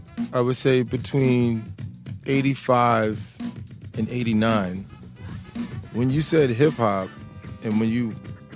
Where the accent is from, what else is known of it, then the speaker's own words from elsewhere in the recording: New York City, New York, United States; moved away as an adult; now in London, United Kingdom; I grew up in Brooklyn, New York.